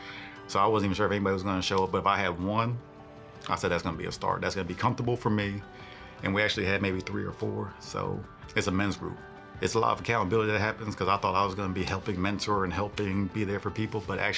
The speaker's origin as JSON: {"language": "English", "region": "New Jersey", "country": "United States", "said": "I'm from New Jersey. That's where my family's from, but military brat, been all over the world."}